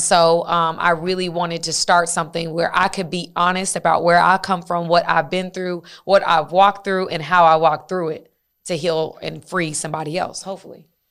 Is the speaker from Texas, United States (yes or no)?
no; Dacula, Georgia, United States; I'm from Tequila, Georgia